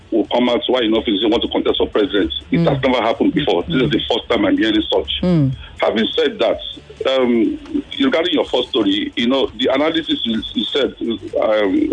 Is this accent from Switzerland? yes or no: no; Nigeria; it's sad for me as a Nigerian